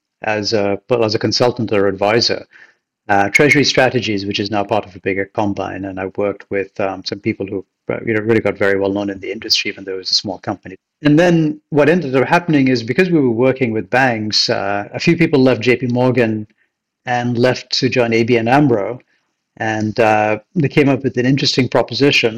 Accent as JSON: {"language": "English", "country": "United Kingdom", "tie": "born or raised there", "also_born_or_lived": "Kolkata, India", "moved": "as an adult", "lives_now": "New York, United States", "said": "when I was 10, we moved to the UK because my dad worked for a British multinational. And so I grew up, I spent the rest of my schooling years and university there."}